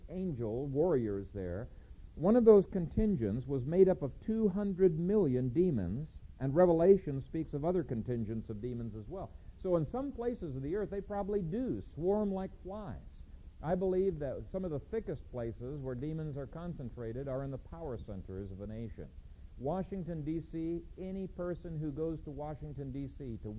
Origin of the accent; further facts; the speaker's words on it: Ethiopia; One time in Bingham Academy when I was growing up in Ethiopia, there was a cloud of locusts